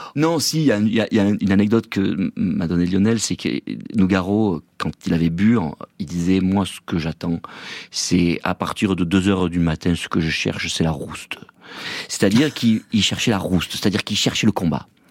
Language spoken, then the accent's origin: French; Provence-Alpes-Côte d'Azur, France; je suis de là-bas, je suis un Provençal